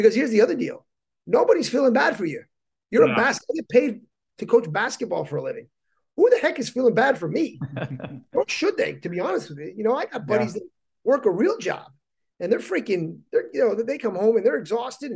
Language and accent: English; Hartford, Connecticut, United States; I grew up in Hartford